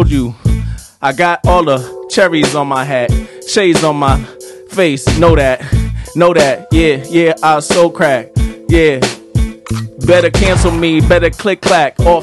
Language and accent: English; New York City, New York, United States; now in Los Angeles, United States; I'm from New York City